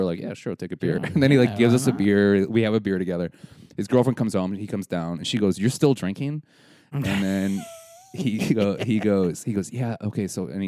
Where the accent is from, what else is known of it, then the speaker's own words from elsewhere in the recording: Wisconsin, United States; we're from Wisconsin